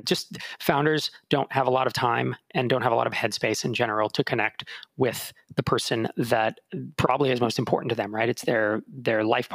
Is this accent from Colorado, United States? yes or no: no; California, United States; moved away as an adult; now in Minneapolis, United States; growing up in California, you know, we really don't have strong seasons